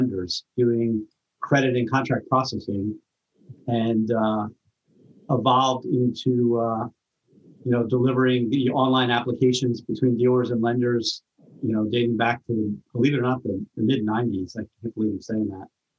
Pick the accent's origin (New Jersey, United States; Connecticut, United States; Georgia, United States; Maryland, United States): Maryland, United States; now in Long Island, United States; I'm originally from Maryland